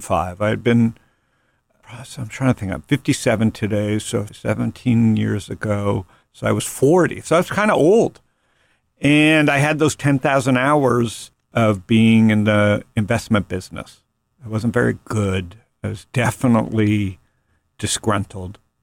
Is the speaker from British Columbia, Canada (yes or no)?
no; Toronto, Ontario, Canada; When I grew up in Toronto in the seventies and early eighties, my formative teen years